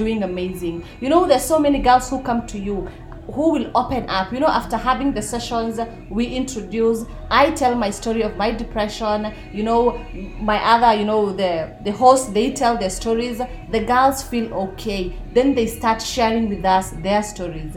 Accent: Nakuru, Nakuru County, Kenya; I come from Nakuru, so I'm not a Nairobi person

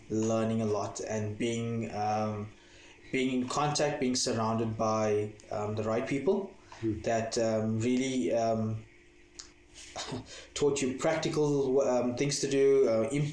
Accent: East London, Eastern Cape, South Africa; moved away as an adult; now in Johannesburg, South Africa; I hail from the Eastern Cape, from East London, and I was bred in East London

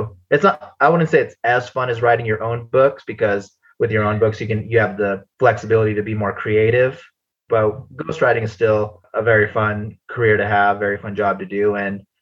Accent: United States; I grew up in the States

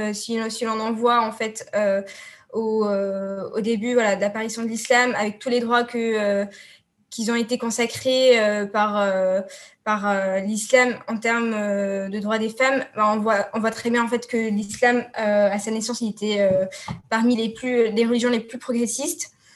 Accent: Tunisia; je suis tunisienne

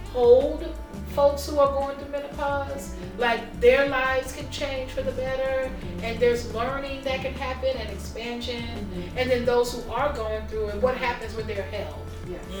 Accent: Houston, Texas, United States; also born or lived in Harlem, New York; now in New York, United States; I was raised in Houston on the south side.

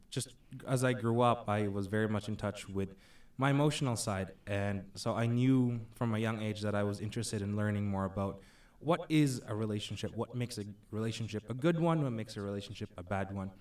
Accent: Philippines; moved away as an adult; I'm originally from the Philippines. Uh, came here uh, on 2007

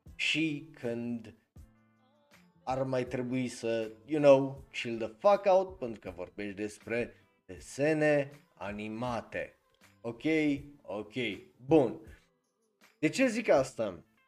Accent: Cluj-Napoca, Cluj County, Romania; eu sunt din Cluj

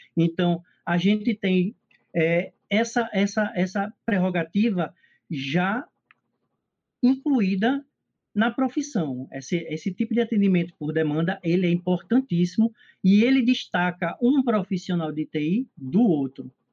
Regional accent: Pernambuco, Brazil; also born or lived in Recife; eu sou daqui de Pernambuco, né, eu moro em Recife

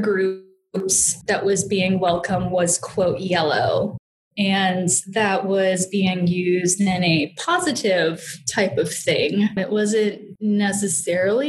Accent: Floyd, Virginia, United States; I was born around 20 minutes from where I live now. So I'm from the New River Valley area of Virginia, up in the foothills

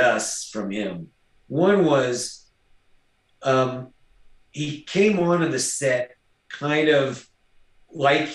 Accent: North Carolina, United States; now in Fort Worth, United States; a kid growing up in North Carolina

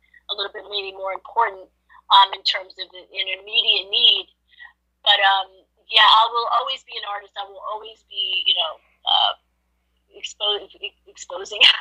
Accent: New York City, New York, United States; I grew up in Manhattan. I grew up in New York.

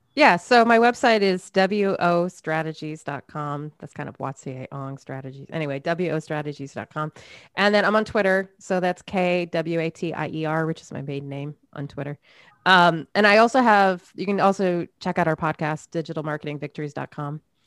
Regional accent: Maine, United States; I grew up in Maine, a lot of snow, a lot of boredom in the winter.

